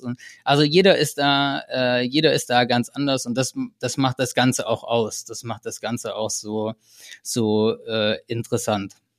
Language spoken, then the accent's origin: German; Germany; accent: German; meine, meine deutsche Aussprache